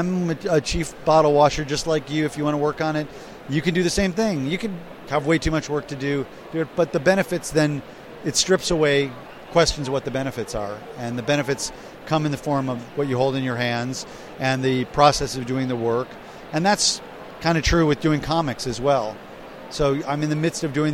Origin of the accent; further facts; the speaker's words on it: United States; I'm an American.